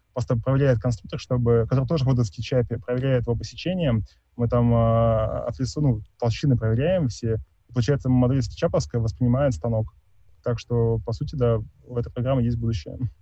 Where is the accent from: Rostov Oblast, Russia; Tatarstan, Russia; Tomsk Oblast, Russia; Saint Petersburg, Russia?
Tomsk Oblast, Russia; Tomsk; я из Томска